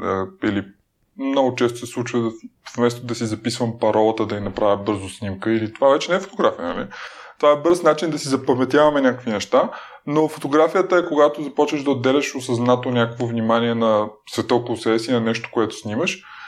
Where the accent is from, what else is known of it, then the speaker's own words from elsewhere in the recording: Dobrich, Dobrich Province, Bulgaria; аз съм роден в Добрич